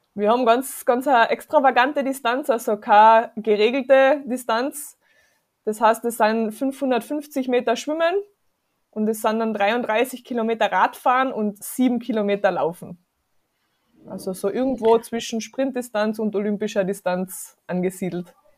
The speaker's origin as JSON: {"language": "German", "area": "South Tyrol", "region": "Trentino-Alto Adige", "country": "Italy", "also_born_or_lived": "Carinthia", "moved": "yes", "said": "ich bin ursprünglich aus Südtirol"}